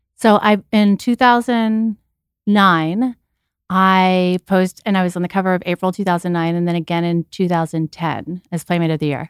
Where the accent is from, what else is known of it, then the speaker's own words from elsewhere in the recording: Texas, United States; moved away; I was never a pageant girl growing up in Texas.